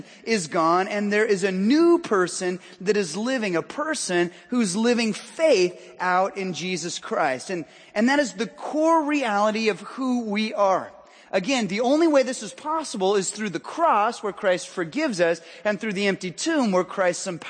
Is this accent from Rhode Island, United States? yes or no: no; Southern California, United States; now in Washington, United States; I hail from Southern California